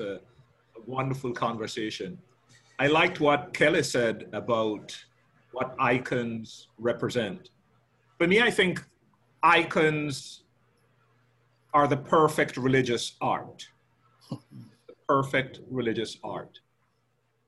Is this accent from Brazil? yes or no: no; Jamaica; as a Jamaican, growing up in Jamaica, and as a Black man